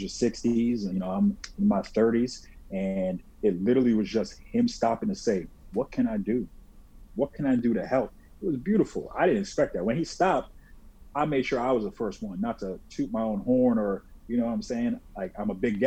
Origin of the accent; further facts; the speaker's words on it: Delray Beach, Florida, United States; we're from South Florida, Delray Beach